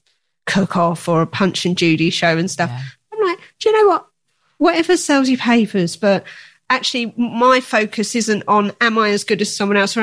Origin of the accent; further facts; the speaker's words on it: Essex, East of England, United Kingdom; we're both from Essex, both a bit gobby.